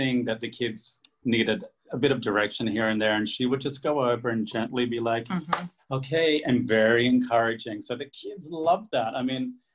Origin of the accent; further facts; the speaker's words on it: Australia; moved away; I grew up in Australia